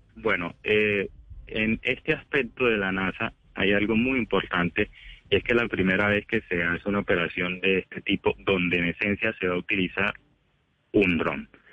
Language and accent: Spanish; Quibdó, Chocó, Colombia; soy de Quito o era del Chocó, soy negro